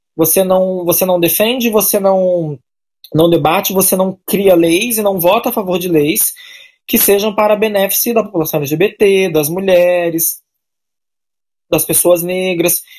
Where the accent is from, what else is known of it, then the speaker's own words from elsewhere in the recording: São Paulo, Brazil; moved away as an adult; now in Rio de Janeiro, Brazil; eu sou natural de São Paulo, moro no Rio de Janeiro há 12 anos